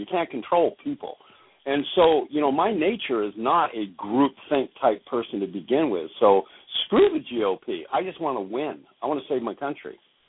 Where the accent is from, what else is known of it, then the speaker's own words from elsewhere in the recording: Alaska, United States; also born or lived in Oregon / Washington; I'm an Alaskan, man. I grew up in Oregon, Washington, Alaska. I'm an extremely independent person.